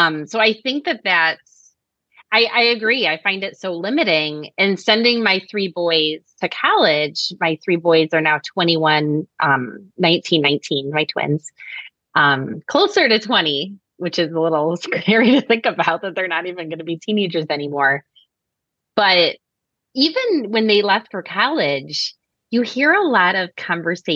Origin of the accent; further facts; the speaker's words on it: Chicago, Illinois, United States; I'm from Chicago and I love it